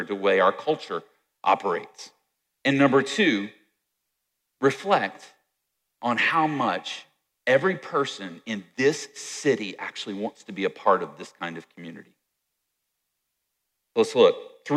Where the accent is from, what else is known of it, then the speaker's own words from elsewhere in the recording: Virginia, United States; I grew up in Virginia